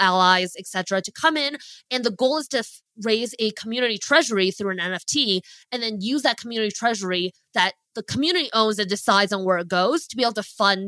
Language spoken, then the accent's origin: English; Ottawa, Ontario, Canada; also born or lived in Beijing, China; I moved to Canada when I was 4 years old, grew up in Ottawa, Canada.